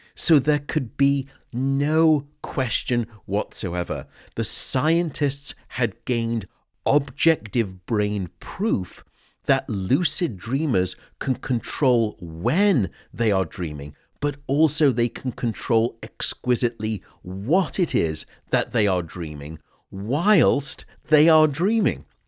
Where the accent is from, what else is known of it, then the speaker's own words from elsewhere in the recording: United Kingdom; I'm unfortunately British